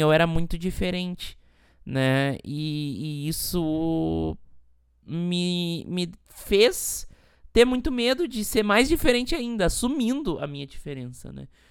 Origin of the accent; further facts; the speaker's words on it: Montenegro, Rio Grande do Sul, Brazil; moved away as an adult; now in São Paulo, Brazil; eu vim de Montenegro, uma cidade pequena no interior do Rio Grande do Sul